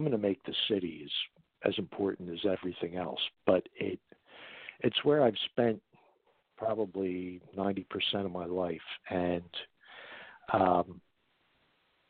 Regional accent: Philadelphia, Pennsylvania, United States; my hometown

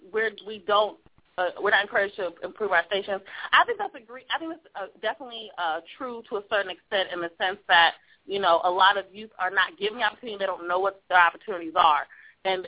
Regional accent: Los Angeles, California, United States; I'm from South Central LA, and I've been a community organizer here since I was about 14, 15

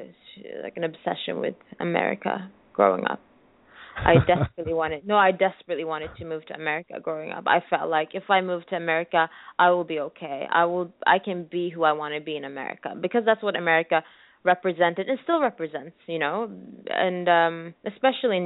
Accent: Sweden; moved away as an adult; also born or lived in New York, United States; I'm originally from Eritrea, but then I was born in Sweden

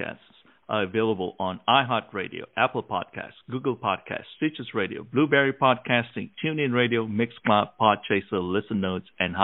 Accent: Malaysia; now in United States; when I grew up in Malaysia

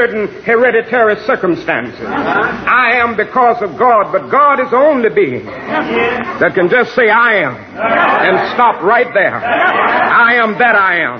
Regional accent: Georgia, United States; my home state of Georgia

